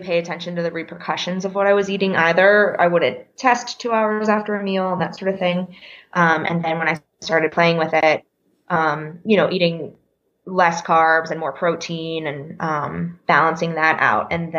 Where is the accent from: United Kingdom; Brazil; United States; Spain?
United States; the Poconos, Pennsylvania; moved away as an adult; also born or lived in Philadelphia, United States; now in Denver, United States; I grew up in Pennsylvania, in the Poconos of Pennsylvania